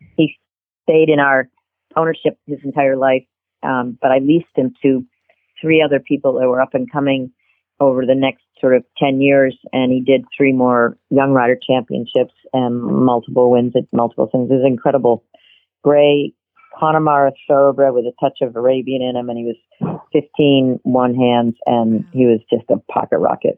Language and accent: English; Massachusetts, United States; I'm a New Englander. I grew up in Massachusetts.